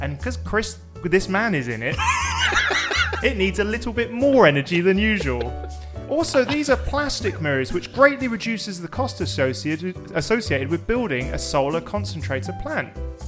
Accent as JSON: {"language": "English", "region": "England", "country": "United Kingdom", "said": "I'm English. Yeah."}